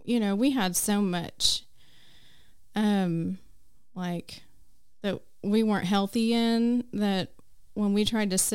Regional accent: Enid, Oklahoma, United States; moved away as an adult; now in Choctaw, United States; we moved from Enid a couple years ago to Choctaw

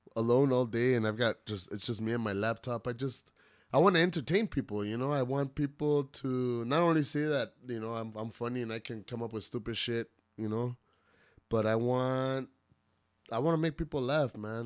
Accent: El Paso, Texas, United States; I'm, I'm from Central El Paso, you know, born and raised.

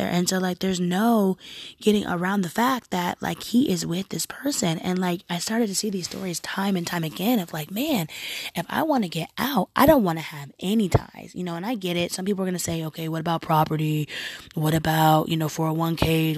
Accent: Oregon, United States; I'm also American. Um, I'm also from from a very progressive state, being Oregon

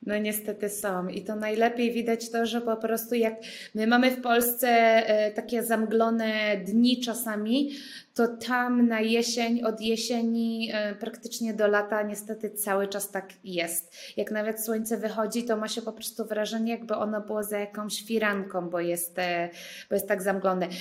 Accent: Poland; moved away as an adult; also born or lived in India; jestem z Polski

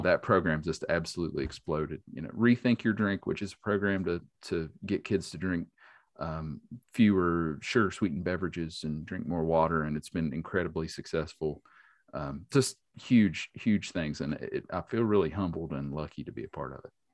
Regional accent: Boone County, West Virginia, United States; I grew up in Boone County. I grew up in a rural

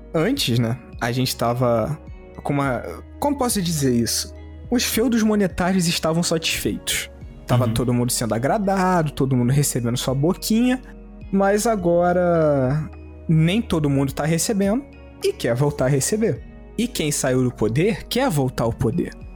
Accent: Rio de Janeiro, Brazil; a gente é carioca ferrado.

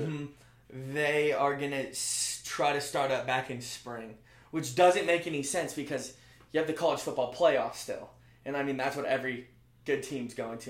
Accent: Bend, Oregon, United States; moved away as an adult; I'm from Central Oregon, so Bend

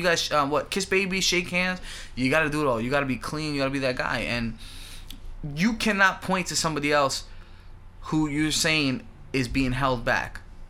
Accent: New York City, New York, United States; growing up in New York, growing up in the Bronx

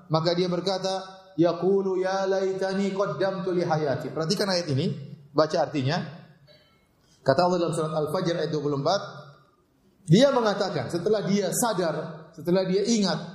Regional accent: Ceger, Jakarta, Indonesia; Saya orang Ceger, bukan orang Bekasi.

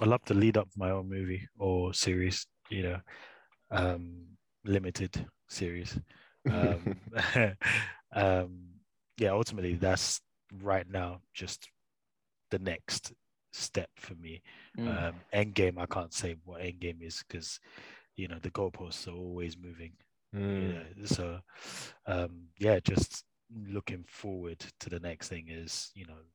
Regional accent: England, United Kingdom; accent: British; I'm from England

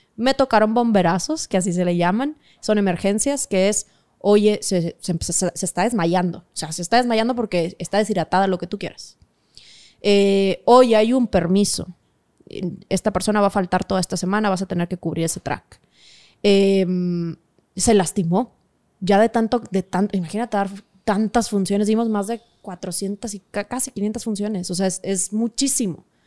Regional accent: Monterrey, Nuevo León, Mexico; moved away; also born or lived in Mexico City; somos regios

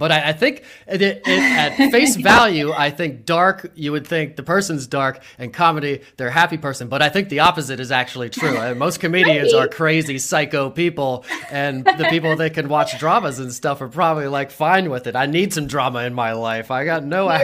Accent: Harrisburg, Pennsylvania, United States; also born or lived in Williamsport, Pennsylvania; I grew up on the Hill in Harrisburg, went to Mechanicsburg High School

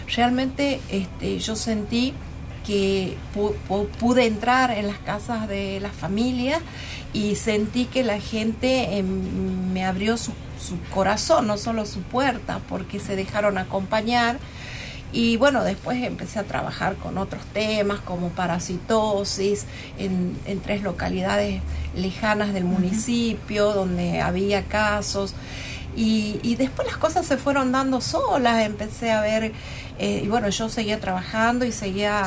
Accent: Tucumán, Argentina; tenemos que sentirnos orgullosos, como tucumanos

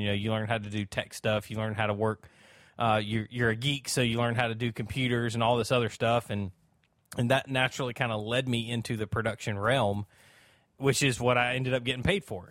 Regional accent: South Alabama, United States; also born or lived in Georgia; I'm from South Alabama. I've always, uh, really kinda lived in South Alabama.

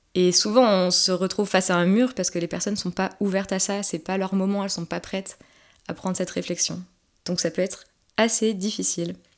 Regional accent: Haute-Savoie, Auvergne-Rhône-Alpes, France; je viens de Haute-Savoie

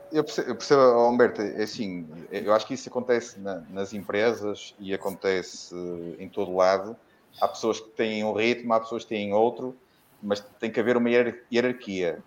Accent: Porto, Norte, Portugal; como sou do Porto, apesar de ser vitoriano desde que nasci

